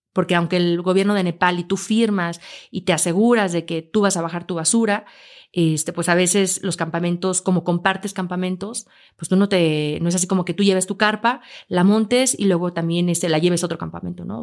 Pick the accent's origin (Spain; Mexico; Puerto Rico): Mexico; Aguascalientes; yo nací en Aguascalientes